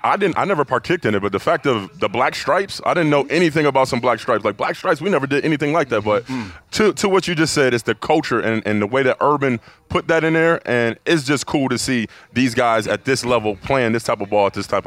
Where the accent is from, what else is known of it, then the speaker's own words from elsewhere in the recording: Buffalo, New York, United States; I'm from Buffalo, New York.